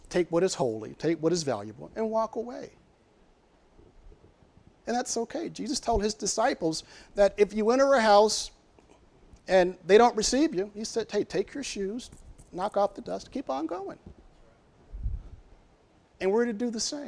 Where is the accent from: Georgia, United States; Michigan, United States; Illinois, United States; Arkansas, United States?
Arkansas, United States; moved away; I'm from Arkansas